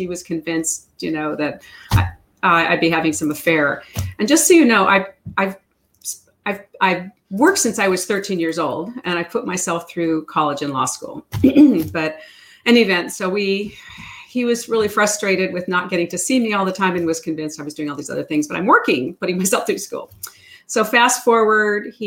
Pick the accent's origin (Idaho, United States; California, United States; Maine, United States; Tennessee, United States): California, United States; Laguna Beach; I'm from Orange County, Southern California, a city called Laguna Beach